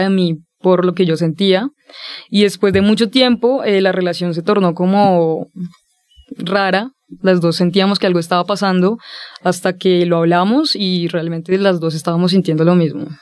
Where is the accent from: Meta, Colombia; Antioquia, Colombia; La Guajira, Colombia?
Meta, Colombia; Villavicencio; yo nací eh, en un contexto bastante complejo porque soy de Villavicencio, soy de una ciudad pequeña